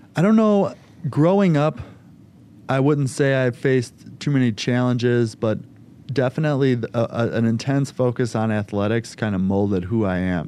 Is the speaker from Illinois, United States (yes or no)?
yes; Schiller Park, Illinois, United States; born and raised in Schiller Park, Illinois, so right by O'Hare Airport